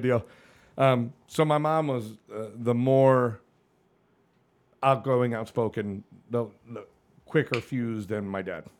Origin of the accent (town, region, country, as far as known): Connecticut, United States; born or raised there; moved away as an adult; also born or lived in Hollywood, Florida / Annapolis, Maryland